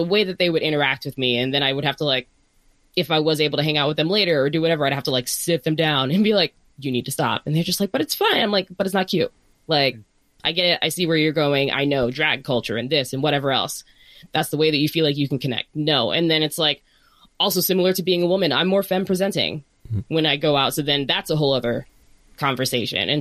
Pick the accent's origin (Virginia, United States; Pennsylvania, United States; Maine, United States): Virginia, United States; Northern; now in Bay Area, United States; both Kris and I are from Virginia. I'm from Northern Virginia.